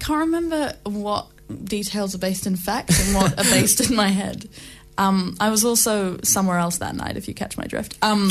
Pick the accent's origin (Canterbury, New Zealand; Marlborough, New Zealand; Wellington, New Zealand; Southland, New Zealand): Marlborough, New Zealand; Blenheim; moved away; also born or lived in London; I grew up just outside Blenheim